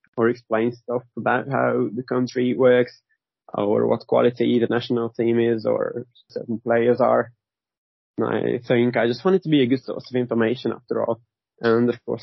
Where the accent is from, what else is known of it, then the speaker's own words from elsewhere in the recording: Hungary; I was born in Hungary.